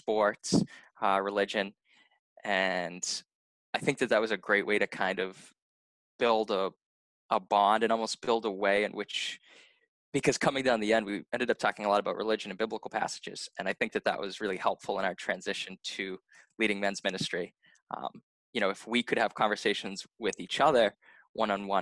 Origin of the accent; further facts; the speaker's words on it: Lynn, Massachusetts, United States; My grandfather had started a youth hockey program in Lynn, so in my hometown